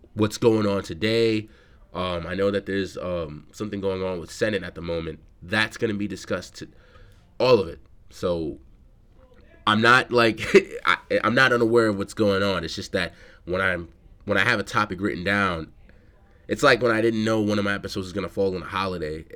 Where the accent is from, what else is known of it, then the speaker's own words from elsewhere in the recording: New York City, New York, United States; I'm from the Bronx